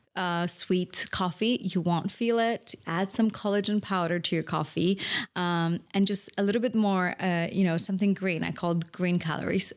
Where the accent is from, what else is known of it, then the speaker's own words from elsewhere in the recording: Poland; moved away; I grew up in Poland